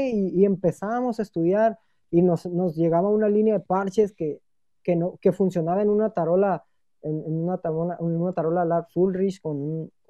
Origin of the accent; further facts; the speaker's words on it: Mexico; Necesitamos como empresa y yo como mexicano